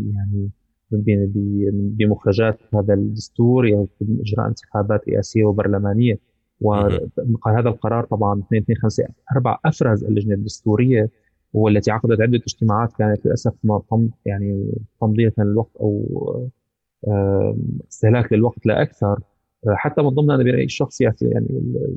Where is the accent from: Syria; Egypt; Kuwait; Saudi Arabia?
Syria; نحن كسوريين